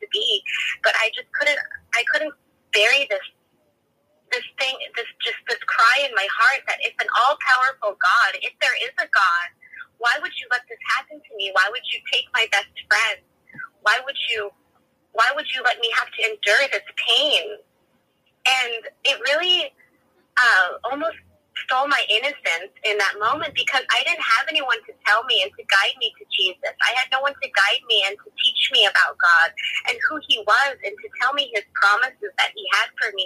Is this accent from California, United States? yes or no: yes; California, United States; also born or lived in Arizona; I was born in Arizona, but lived in California